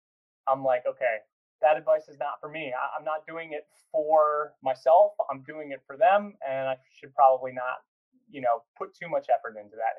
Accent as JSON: {"language": "English", "town": "Virginia Beach", "region": "Virginia", "country": "United States", "tie": "born or raised there", "said": "born and raised in Virginia Beach, although before that, military family all over the place."}